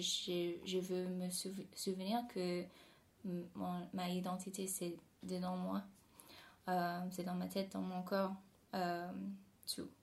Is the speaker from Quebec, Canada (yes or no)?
no; near Toronto, Ontario, Canada; French is a second language; now in Paris, France; je suis née au Canada, juste à côté de Toronto.